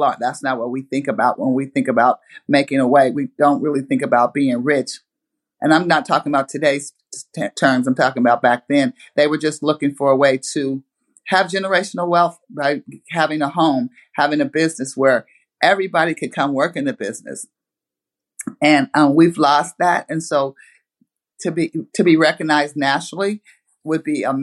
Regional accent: Portland, Oregon, United States; growing up in that area

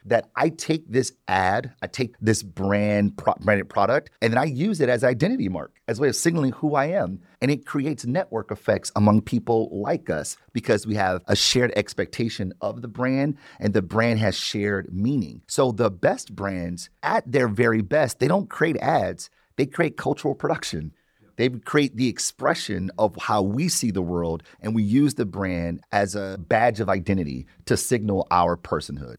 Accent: Detroit, Michigan, United States; Born and raised in Detroit

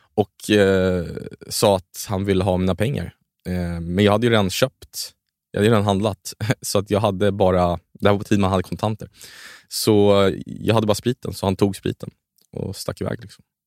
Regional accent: Sweden; sen är jag uppvuxen i Sverige, så jag känner mig mycket mer svensk

